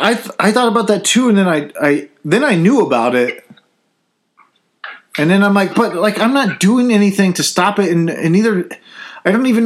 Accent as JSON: {"language": "English", "country": "United States", "said": "I'm an American."}